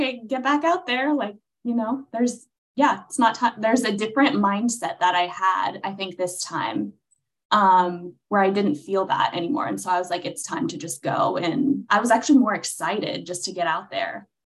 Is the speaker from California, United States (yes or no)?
yes; Los Angeles, California, United States; now in Nashville, United States; Yes, I'm from Los Angeles originally, but now living in Nashville as of about 2 years ago.